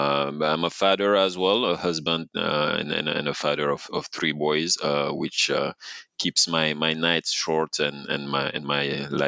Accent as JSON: {"language": "English", "country": "Senegal", "tie": "born or raised there", "said": "Born and raised in Senegal."}